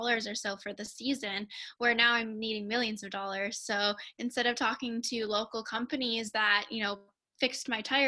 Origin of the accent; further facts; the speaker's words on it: Winnipeg, Manitoba, Canada; I'm from Winnipeg, Manitoba, Canada, so close to you up north there. And I grew up racing go-karts